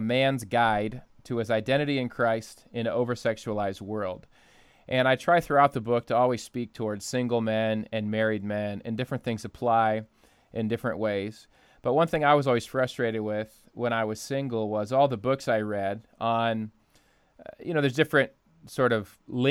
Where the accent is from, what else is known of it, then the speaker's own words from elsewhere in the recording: Ohio, United States; now in Michigan, United States; I grew up in Ohio where there's four seasons of the year